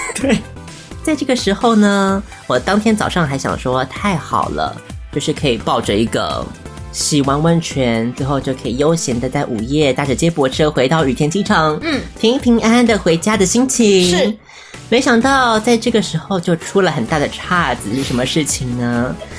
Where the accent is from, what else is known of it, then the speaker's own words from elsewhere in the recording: Taiwan; I'm from Taiwan